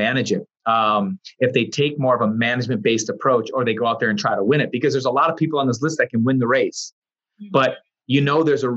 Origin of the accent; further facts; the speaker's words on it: Kenosha, Wisconsin, United States; I am from Kenosha, Wisconsin.